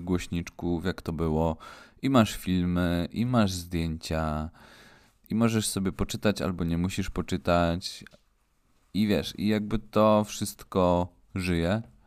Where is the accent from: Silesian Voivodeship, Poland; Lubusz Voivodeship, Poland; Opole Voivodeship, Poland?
Silesian Voivodeship, Poland; my jesteśmy chłopaki ze Śląska